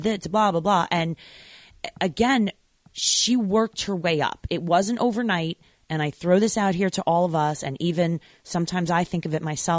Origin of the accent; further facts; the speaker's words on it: Babylon, New York, United States; moved away; I born and raised in Babylon